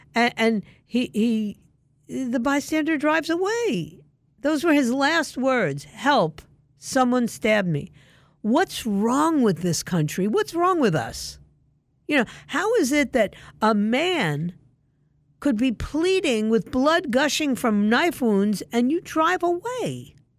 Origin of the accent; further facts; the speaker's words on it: New York City, New York, United States; moved away as an adult; I grew up in New York City